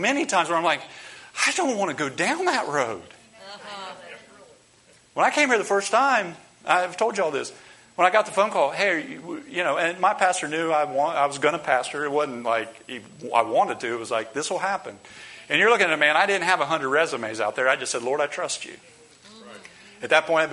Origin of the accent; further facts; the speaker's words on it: Columbus, Ohio, United States; moved away as an adult; also born or lived in Mexico City, Mexico / near New Orleans and Baton Rouge, Louisiana; now in Homestead, United States; I come from Columbus, Ohio